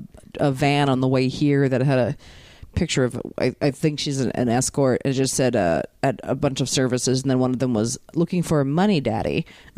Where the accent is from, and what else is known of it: Baltimore, Maryland, United States; born or raised there